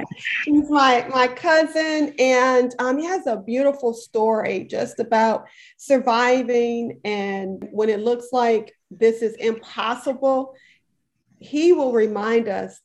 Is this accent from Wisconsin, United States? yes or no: yes; Milwaukee, Wisconsin, United States; moved away as an adult; now in Houston, United States; we're both from Milwaukee, Wisconsin, both living here in Houston, Texas.